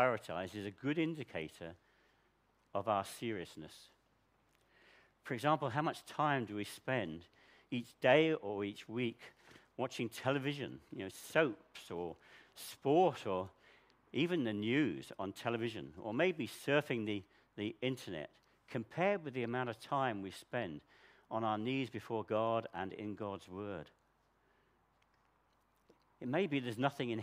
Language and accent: English; United Kingdom; we're so British